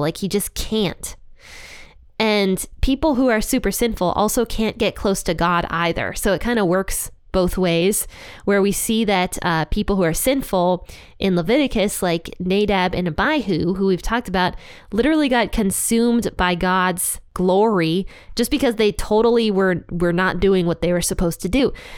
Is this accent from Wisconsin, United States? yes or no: no; Ohio, United States; Ohio, I love you guys. That's my home state